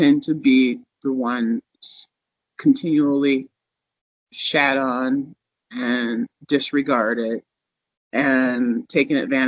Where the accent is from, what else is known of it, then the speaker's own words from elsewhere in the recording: Minnesota, United States; now in Denver, United States; I came to Denver is because I'm from Minnesota